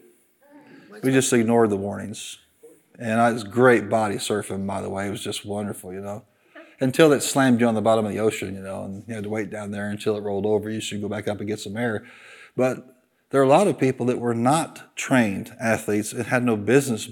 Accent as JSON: {"language": "English", "region": "Illinois", "country": "United States", "said": "I'm from Illinois"}